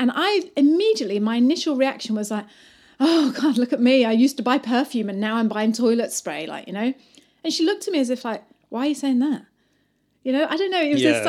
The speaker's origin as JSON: {"language": "English", "town": "Bath", "region": "South West England", "country": "United Kingdom", "moved": "as an adult", "lives_now": "New Zealand", "said": "I came from England in Bath, and I was used to like women being like my age."}